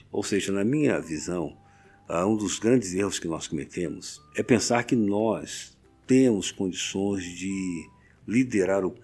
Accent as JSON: {"language": "Portuguese", "region": "Rio de Janeiro", "country": "Brazil", "said": "Sou carioca, do bairro de Irajá"}